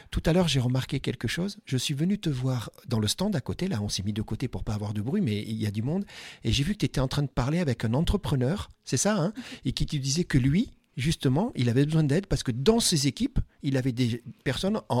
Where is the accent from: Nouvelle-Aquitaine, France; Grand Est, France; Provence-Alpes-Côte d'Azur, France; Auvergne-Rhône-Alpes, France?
Nouvelle-Aquitaine, France; Je t'ai regardé, j'ai dit Maëva, c'est trop fort puisque tu sais, je viens de Dordogne et je trouve ça génial.